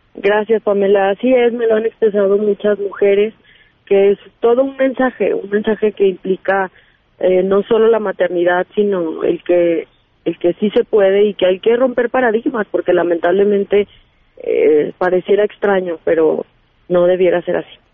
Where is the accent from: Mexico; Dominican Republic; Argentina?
Mexico; Aguascalientes; soy de Aguascalientes, eh, entonces eh, tengo que estar acá en la Ciudad de México